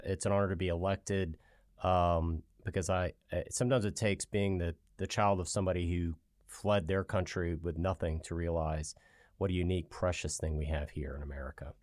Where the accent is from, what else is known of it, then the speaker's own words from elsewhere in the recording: Virginia Beach, Virginia, United States; I grew up in Virginia Beach